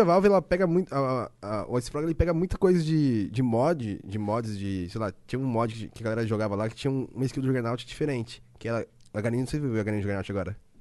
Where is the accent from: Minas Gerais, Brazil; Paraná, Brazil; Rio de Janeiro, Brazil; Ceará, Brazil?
Paraná, Brazil; Londrina; also born or lived in Curitiba; now in São Paulo, Brazil; Nasci em Londrina, né? Norte do Paraná. Aí eu tenho. Eu falo porta, porteira, portão